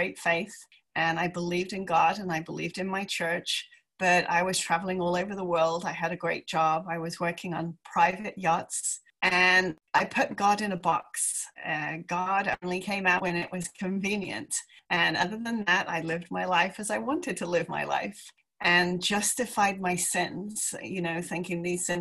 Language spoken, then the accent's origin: English; England, United Kingdom; moved away as an adult; also born or lived in Palm Beach, United States; I am English